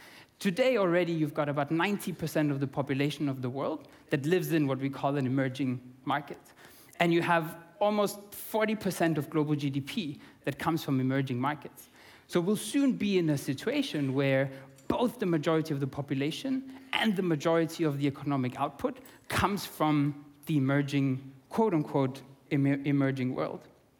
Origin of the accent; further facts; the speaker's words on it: Austria; English is a second language; now in South Africa; Originally, I'm from Austria. I'm half Austrian, half Italian. And now I live in South Africa full time.